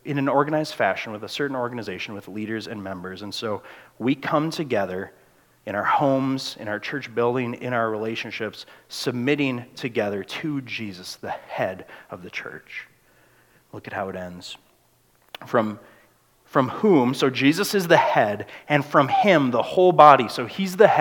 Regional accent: United States; We're Americans

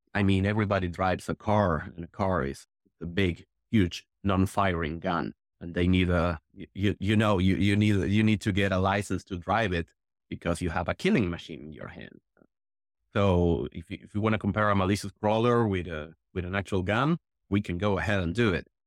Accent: Argentina; I'm from Argentina

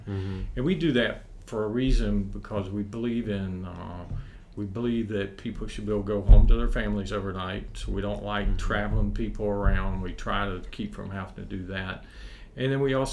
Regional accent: Corbin, Kentucky, United States; also born or lived in Lexington, Kentucky; I'm from the Corbin area, Corbin, Kentucky area.

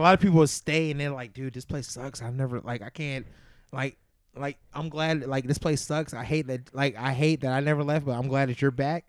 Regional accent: Youngstown, Ohio, United States; moved away as an adult; also born or lived in Campbell, Ohio; now in Chicago, United States; I grew up in Youngstown, Ohio

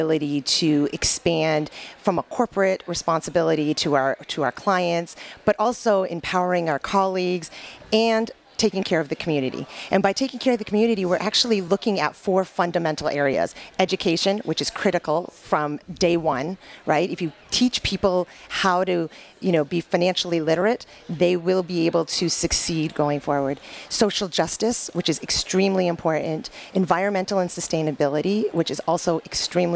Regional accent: Canada; moved away as an adult; now in Michigan, United States; born and raised in Canada, went to school at the University of Windsor

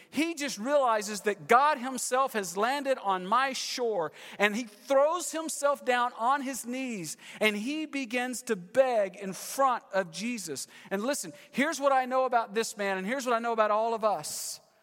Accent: Texas, United States; moved away as an adult; also born or lived in California; We're from Texas, moved to California, ten years, we're back, been here three months

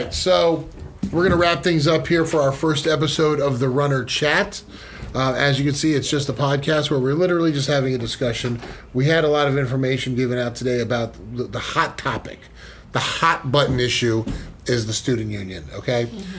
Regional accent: Florida, United States; moved away as an adult; now in Bakersfield, United States; I'm from Florida originally

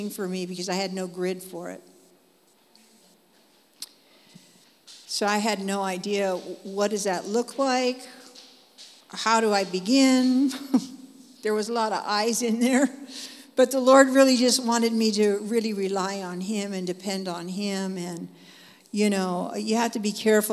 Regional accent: Dallas, Oregon, United States; I come from Dallas, Oregon, and I live there.

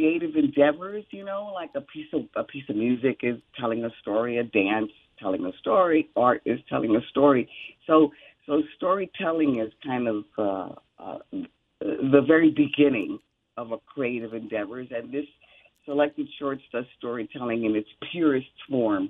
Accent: New York City, New York, United States; I was raised in the Bronx in the 50s

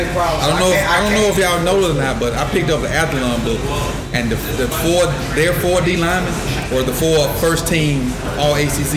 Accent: Mississippi, United States; I'm from Mississippi.

